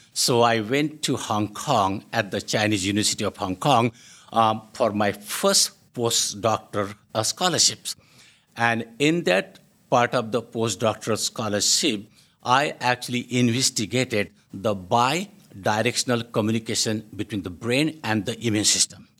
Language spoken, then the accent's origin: English; India; moved away as an adult; also born or lived in United Kingdom; now in Canada; I grew up in India